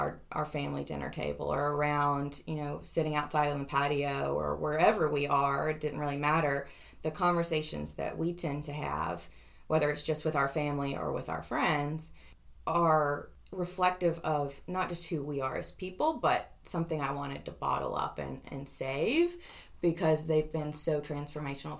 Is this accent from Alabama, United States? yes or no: yes; Tuscaloosa, Alabama, United States; moved away as an adult; I am back in Tuscaloosa today. I drove back last night to my hometown where I grew up